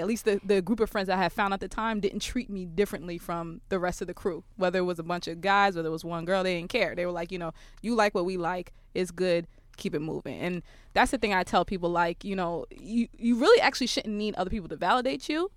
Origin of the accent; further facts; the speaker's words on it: New York City, New York, United States; I, I'm from Brooklyn